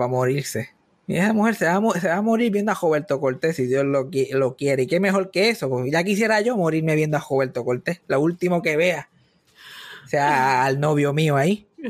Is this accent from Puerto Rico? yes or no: yes; Puerto Rico; yo soy de Giocaña